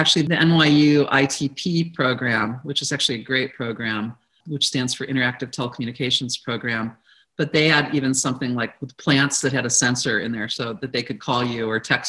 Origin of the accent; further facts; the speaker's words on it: Midwest, United States; something that I grew up with in the Midwest